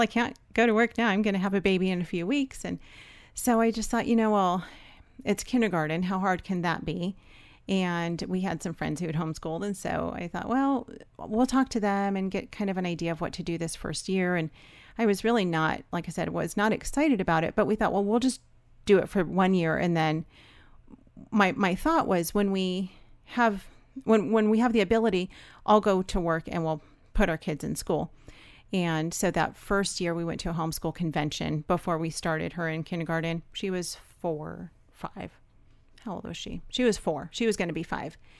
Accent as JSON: {"language": "English", "town": "Los Angeles", "region": "California", "country": "United States", "also_born_or_lived": "Georgia", "moved": "as an adult", "said": "we're from Los Angeles"}